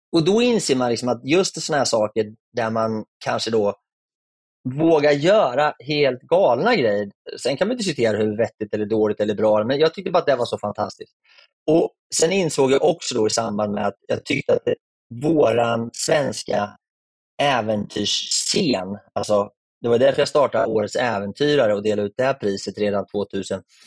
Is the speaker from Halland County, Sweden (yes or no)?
no; Örebro, Örebro County, Sweden; also born or lived in Malmö; jag är ju skåning, men närking är jag ju egentligen. Då. Så jag har ju bott hela mitt liv i, i Örebro